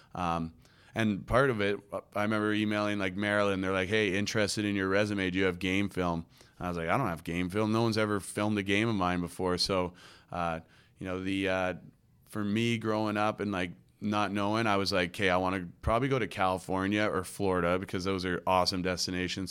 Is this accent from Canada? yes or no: yes; New Westminster, British Columbia, Canada; moved away as an adult; also born or lived in Philadelphia / Long Island / Vancouver; in my hometown, New Westminster, uh, kinda playing lacrosse is what you